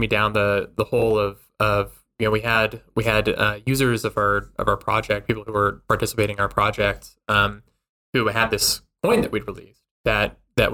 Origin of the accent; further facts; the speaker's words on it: Albuquerque, New Mexico, United States; I grew up in Albuquerque, New Mexico.